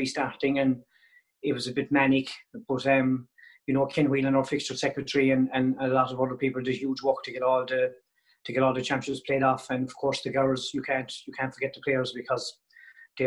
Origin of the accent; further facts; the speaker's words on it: West Cork, Munster, Ireland; I moved back home to my hometown in West Cork and Castlemere